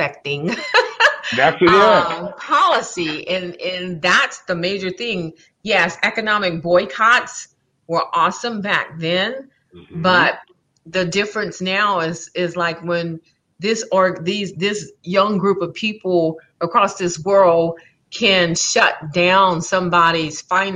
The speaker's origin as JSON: {"language": "English", "town": "Baton Rouge", "region": "Louisiana", "country": "United States", "tie": "born or raised there", "also_born_or_lived": "New Orleans, Louisiana", "said": "I grew up in Baton Rouge. So let's see, we lived in Scotlandville"}